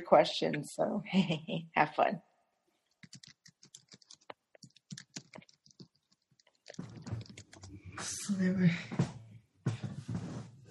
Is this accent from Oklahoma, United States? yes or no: yes; Del City, Oklahoma, United States; I'm from Oklahoma, and I'm actually from Del City, which is where I am right now, although I live near campus